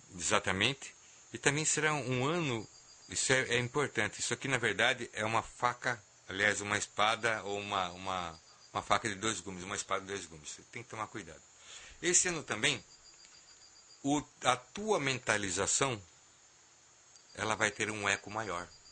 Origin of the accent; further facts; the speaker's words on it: Brazil; nós como Brasil, como, como brasileiros